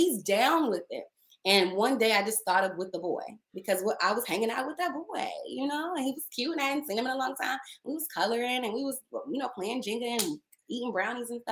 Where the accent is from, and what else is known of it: Dallas, Texas, United States; moved away as an adult; also born or lived in Maryland; now in Los Angeles, United States